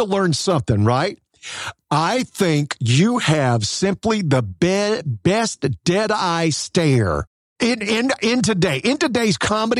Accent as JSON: {"language": "English", "region": "the South", "country": "United States", "tie": "born or raised there", "said": "I grew up in the South too."}